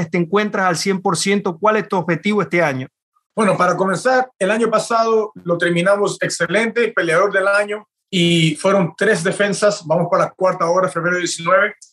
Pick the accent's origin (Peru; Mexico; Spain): Peru; also born or lived in Chino, California; now in United States; yo me mudé de Perú y llegué a los Estados Unidos, fue en California, en donde viví por tres años, casi cumplí cuatro años ahí.